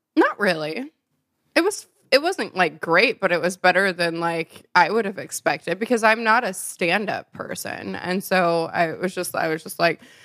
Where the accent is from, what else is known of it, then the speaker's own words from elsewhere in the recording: Nebraska, United States; moved away; also born or lived in Chicago; I lived there for a while. I'm originally from Nebraska.